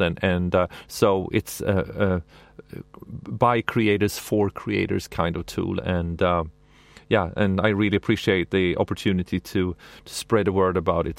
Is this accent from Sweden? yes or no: yes; Sweden; I'm from Sweden